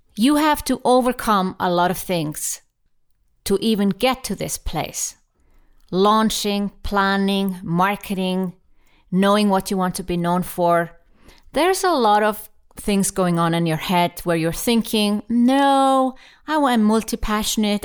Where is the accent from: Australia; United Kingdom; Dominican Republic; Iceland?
Iceland; I'm from Iceland